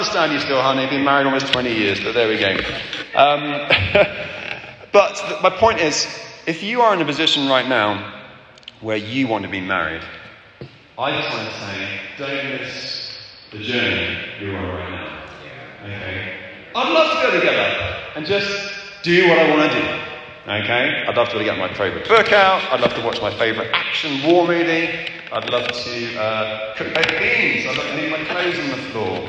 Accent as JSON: {"language": "English", "region": "England", "country": "United Kingdom", "also_born_or_lived": "Zimbabwe", "moved": "yes", "said": "I'm English"}